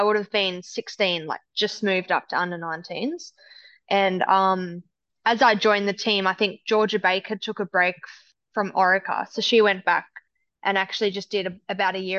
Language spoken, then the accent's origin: English; Devonport, Tasmania, Australia; the outdoor velodrome in Devonport, which was the town that I grew up in Tassie.